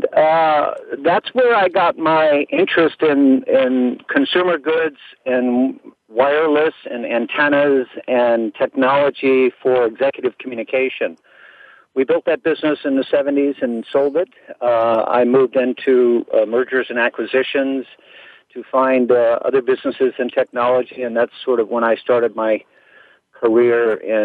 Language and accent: English; Bay Area, California, United States; I was born and raised in California here in the Bay Area. Silicon Valley is sort of my hometown south of us